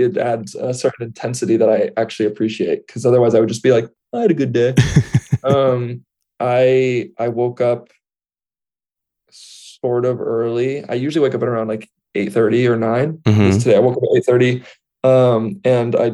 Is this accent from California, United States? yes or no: yes; Central Valley, California, United States; now in Los Angeles, United States; I grew up in the Central Valley, which is right in the middle of California